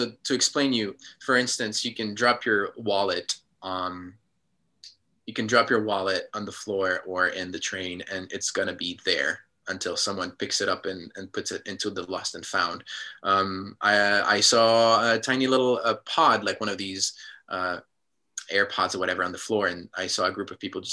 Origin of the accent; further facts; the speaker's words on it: Switzerland; moved away as an adult; also born or lived in United States / New York / Los Angeles / Chicago; now in Japan; I grew up in Switzerland, but then I lived in America for the past 10 years, and now I'm living in Japan